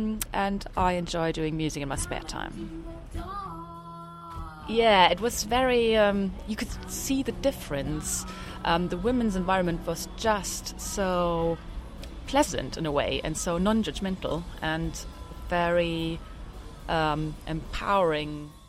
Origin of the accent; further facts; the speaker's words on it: Germany; moved away as an adult; now in London, United Kingdom; I am from Germany originally. I have been living in London since 2008 now. In my real life, I'm an architect. I'm 43 years old